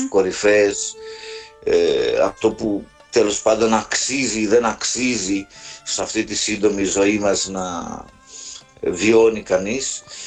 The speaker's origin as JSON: {"language": "Greek", "area": "mountains of Arta", "region": "Epirus", "country": "Greece", "tie": "born or raised there", "said": "είμαι ακόμα στο χωριό μου, στα ορεινά τη Άρτας"}